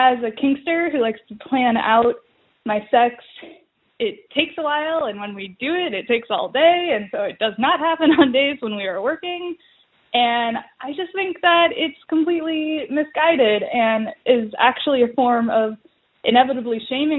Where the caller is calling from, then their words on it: Midwest, United States; I'm calling from the Midwest as a millennial woman who is starting to attend a lot of my friends' weddings.